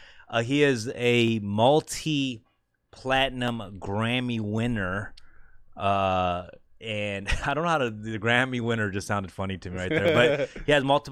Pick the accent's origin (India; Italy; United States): United States; Los Angeles, California; We're both from Koreatown, Los Angeles.